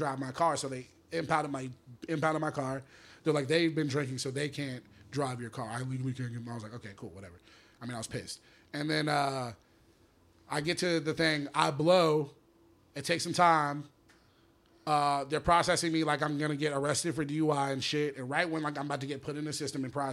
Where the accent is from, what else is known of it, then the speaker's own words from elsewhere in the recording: Atlanta, Georgia, United States; I'm from Atlanta, from my job in Atlanta